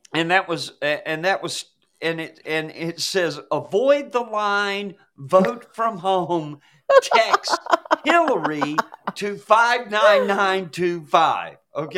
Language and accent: English; Atlanta, Georgia, United States; growing up in Atlanta when I was a kid